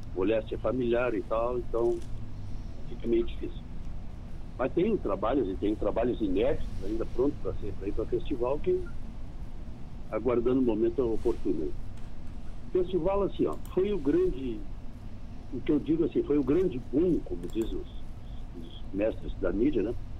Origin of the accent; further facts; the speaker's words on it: Bagé, Rio Grande do Sul, Brazil; now in Rosário do Sul, Brazil; eu sou natural de Bagé e nascido da cidade, mas criava campo.